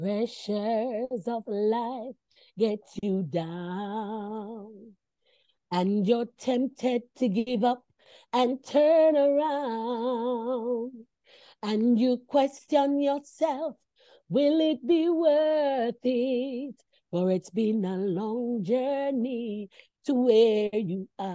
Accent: Bamboo, Saint Ann, Jamaica; moved away as an adult; also born or lived in Brown's Town, Jamaica; now in Sydney, Australia; I grew up in clay ground in Bamboo, and I went to St. Hilda's High School

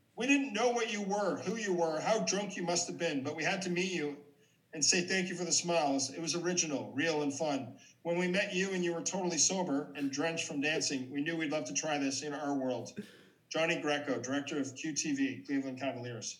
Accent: Ottawa, Ontario, Canada; my hometown hockey team, the Senators

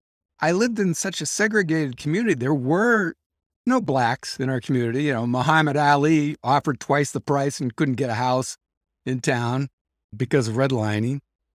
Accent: Canada; I said, well, I'm Canadian, so I shouldn't have to salute the flag.

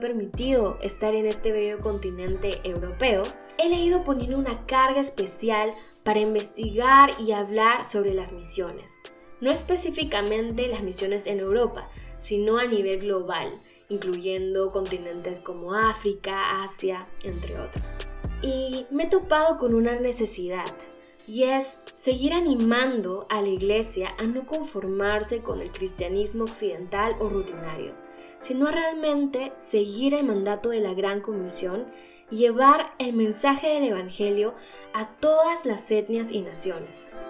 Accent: Peru; moved away as an adult; now in Germany; Soy peruana y desde hace ya cinco años resido en Alemania.

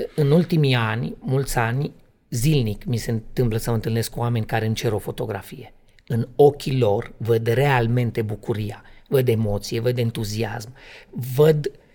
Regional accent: Transylvania, Romania; eu sunt din Translin, România

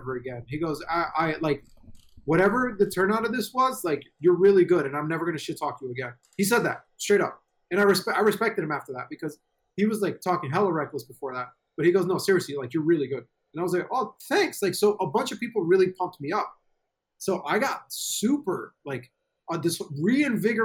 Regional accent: New York, United States; I'm from New York

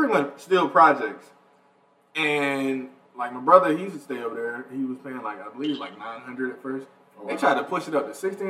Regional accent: Atlanta, Georgia, United States; I'm from Atlanta.

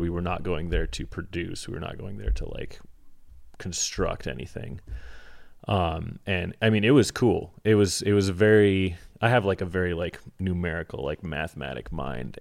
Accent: Alaska, United States; I grew up in Alaska

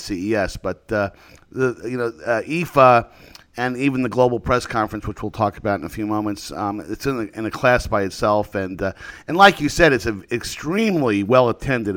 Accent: United States; as an American

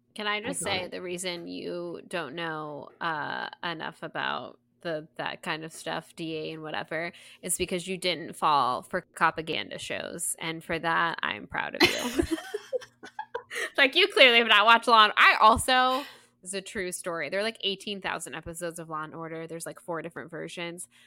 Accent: Southeast, United States; I was born and raised in the Southeast

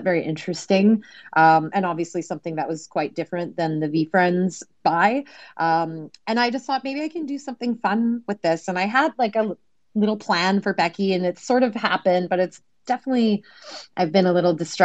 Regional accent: Canada; I'm Canadian

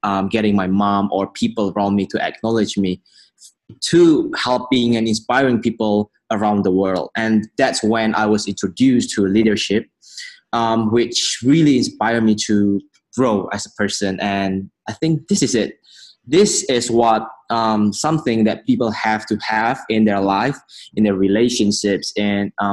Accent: Medan, North Sumatra, Indonesia; I was born in Medan in Indonesia

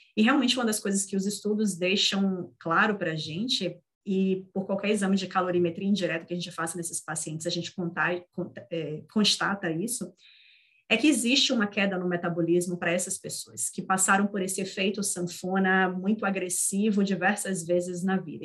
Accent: Northeast Region, Brazil; Eu, como nordestina que sou

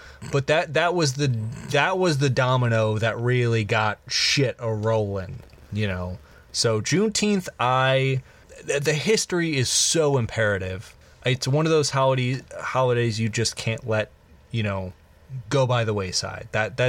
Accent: United States; It's weird talking about American history as an American

